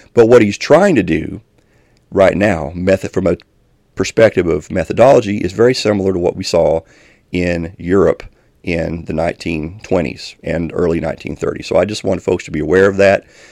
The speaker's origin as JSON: {"language": "English", "town": "Elkhorn City", "region": "Kentucky", "country": "United States", "tie": "born or raised there", "moved": "yes", "said": "a church in my hometown, which I'm originally from Elkhorn City in Kentucky"}